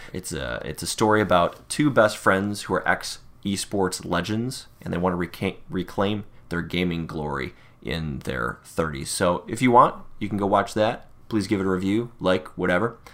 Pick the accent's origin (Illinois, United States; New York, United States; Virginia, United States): New York, United States; Buffalo; I am a Buffalonian, probably like a lot of people listening to this. Born and raised in Western New York